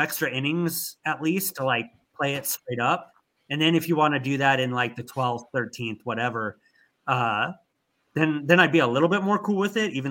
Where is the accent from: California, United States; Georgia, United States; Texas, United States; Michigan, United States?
California, United States; Anaheim; I grew up in Southern California